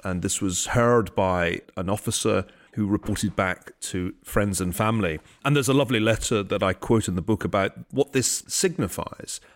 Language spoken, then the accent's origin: English; Glasgow, Scotland, United Kingdom; when I was growing up in Glasgow.